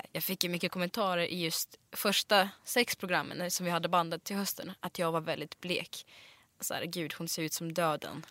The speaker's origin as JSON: {"language": "Swedish", "town": "Smedjebacken", "region": "Dalarna County", "country": "Sweden", "tie": "born or raised there", "also_born_or_lived": "Siberia, Russia / Gothenburg, Sweden", "second_language": "Swedish", "moved": "as an adult", "said": "när jag var uppväxt i Dalarna"}